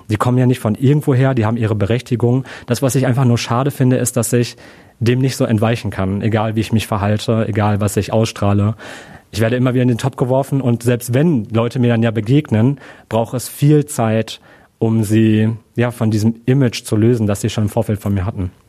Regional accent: Germany; ja, ich bin Deutscher, ich habe einen deutschen Pass.

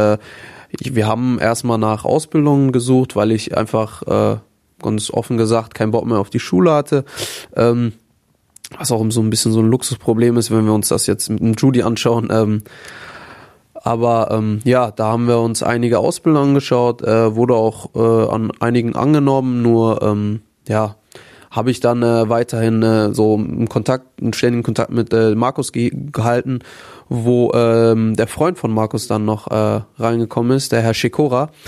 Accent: Herne, North Rhine-Westphalia, Germany; Ähm, ich bin auch relativ, also in Wanne Eickel groß geworden, Herne Wanne Eickel.

